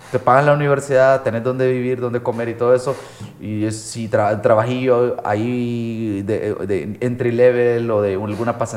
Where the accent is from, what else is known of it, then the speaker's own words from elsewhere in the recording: El Salvador; Estoy siendo salvadoreño